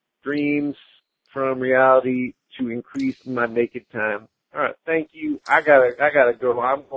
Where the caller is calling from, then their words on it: Wisconsin, United States; I'm calling you from Wisconsin